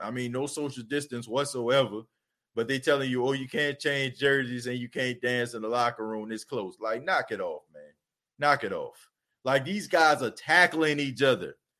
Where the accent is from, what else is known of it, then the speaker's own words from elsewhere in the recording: New Orleans, Louisiana, United States; I'm from New Orleans, born and raised there.